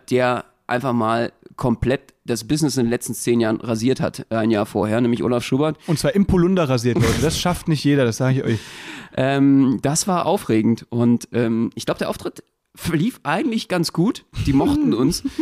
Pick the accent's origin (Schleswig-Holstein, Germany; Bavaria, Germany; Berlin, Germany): Berlin, Germany; als Berliner auch, äh, wenn man dann noch versucht, sächsisch zu reden, äh, nur in die Tonne greifen